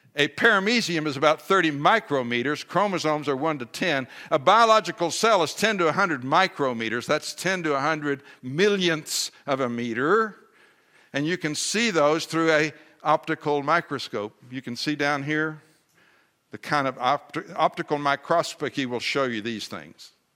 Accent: Texas, United States; I'm a Texan

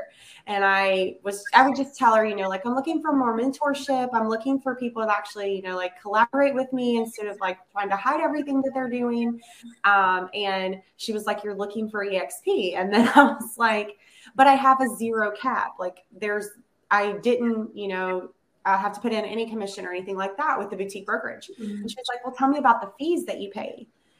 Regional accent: Virginia, United States; also born or lived in North Carolina; I'm a mom of three, almost four, and originally from Virginia. Lived a large portion of my life in North Carolina, and then my husband's military career brought us

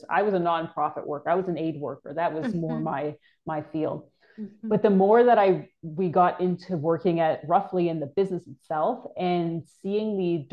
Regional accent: Toronto, Ontario, Canada; moved away; I'm originally from Canada. I grew up in Toronto.

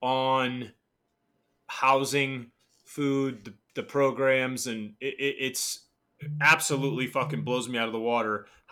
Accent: New York City, New York, United States; moved away; I'm a New Yorker originally

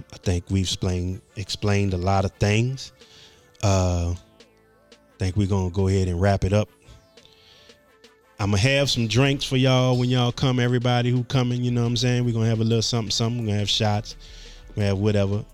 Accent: New Orleans, Louisiana, United States; 7 East, which obviously is a play on 7th Ward and East. That's my two things that I claim

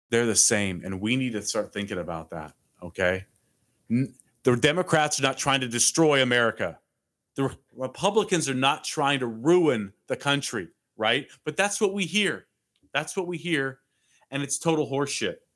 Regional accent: Renton, Washington, United States; moved away as an adult; now in Tennessee, United States; Tennessee, by the way, is my adopted home state. I'm born and raised in a suburb outside of Seattle my entire life. Three years ago, I moved my company from Seattle to Tennessee the beautiful volunteer state.

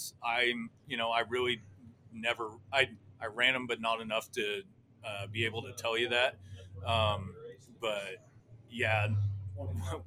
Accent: Rooks County, Kansas, United States; It's my hometown

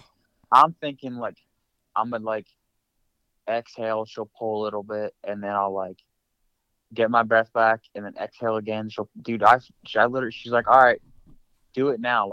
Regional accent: New Jersey, United States; moved away as an adult; move back home to my hometown in Jersey

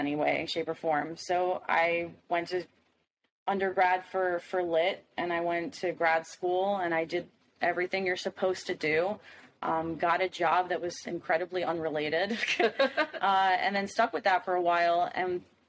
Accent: Miami, Florida, United States; I'm from Miami, Florida

